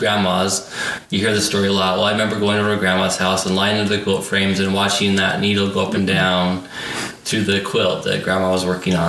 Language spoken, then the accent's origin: English; Bountiful, Utah, United States; I live in the town I grew up in. So I grew up in Bountiful